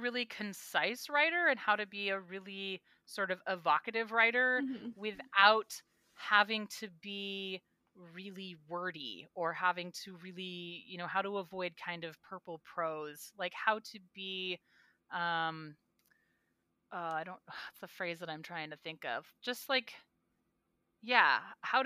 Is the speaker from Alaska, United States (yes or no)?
yes; Alaska, United States; I'm from Alaska